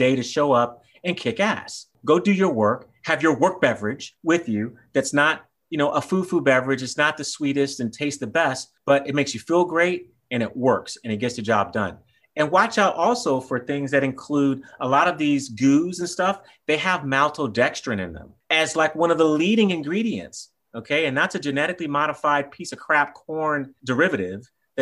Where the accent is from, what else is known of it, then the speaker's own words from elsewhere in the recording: Texas, United States; I'm from Texas